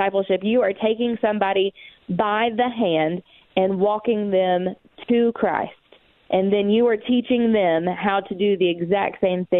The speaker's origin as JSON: {"language": "English", "region": "East Tennessee", "country": "United States", "tie": "born or raised there", "said": "Growing up in the Bible Belt in East Tennessee"}